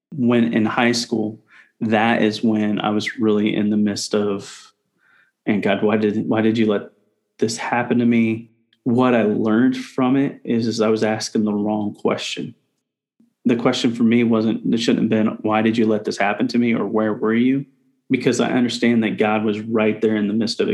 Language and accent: English; Indianapolis, Indiana, United States; moved away as an adult; also born or lived in Shelbyville, Indiana; now in Houston, United States; I grew up in Indianapolis, Indiana for about nine years, and then I moved out to Shelbyville